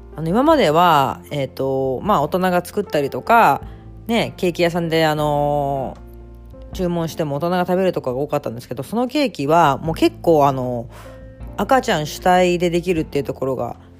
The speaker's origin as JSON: {"language": "Japanese", "region": "Tokyo", "country": "Japan", "tie": "born or raised there", "also_born_or_lived": "Yokohama, Kanagawa", "moved": "yes", "lives_now": "Osaka, Japan", "said": "本当生まれもあの、横浜で、学校ずっと東京だったんですけど"}